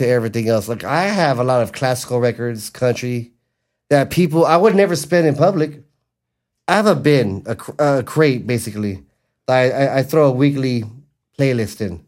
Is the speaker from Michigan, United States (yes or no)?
no; Los Angeles, California, United States; my hometown of Wilmington